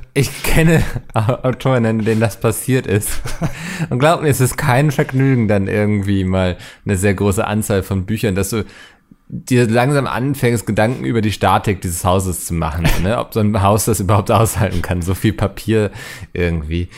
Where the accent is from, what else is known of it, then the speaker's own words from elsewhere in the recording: Hamburg, Germany; ich habe tatsächlich die ähm, touristischen Postkarten meiner Heimat designt